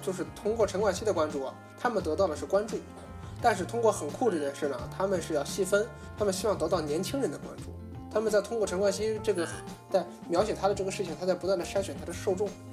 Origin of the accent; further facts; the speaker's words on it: China; 作为华人来说，我觉得还是回到自己的祖国，让它变得富强